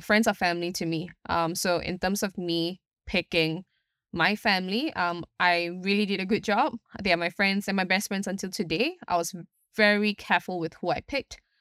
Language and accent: English; Singapore; I'm from Singapore itself